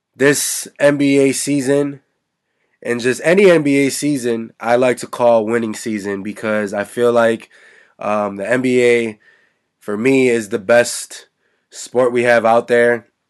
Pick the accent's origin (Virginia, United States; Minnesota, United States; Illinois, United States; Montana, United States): Illinois, United States; Chicago; my hometown team, the Chicago Bulls